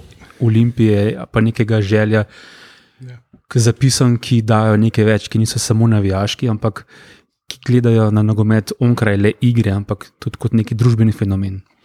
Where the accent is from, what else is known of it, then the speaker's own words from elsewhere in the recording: Brnik, Upper Carniola, Slovenia; ja prihajam iz Gorenske, recimo, ja. iz Brnika, eh, rodno